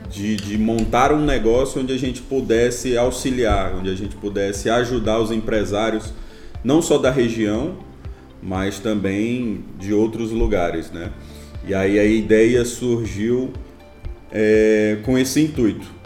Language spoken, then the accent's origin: Portuguese; Imperatriz, Maranhão, Brazil; eu sou engenheiro mecânico, eu sou aqui de Imperatriz mesmo, né?